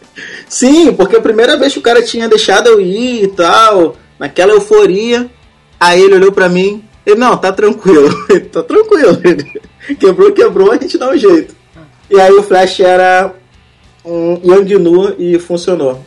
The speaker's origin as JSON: {"language": "Portuguese", "region": "Rio de Janeiro", "country": "Brazil", "said": "Eu sou do Rio de Janeiro"}